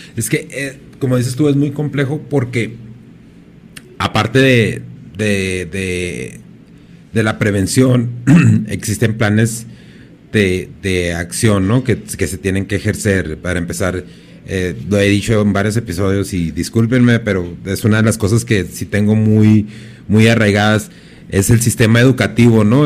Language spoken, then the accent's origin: Spanish; Ciudad Juárez, Chihuahua, Mexico; yo soy de Juárez y independientemente de que me vaya, pues yo regreso aquí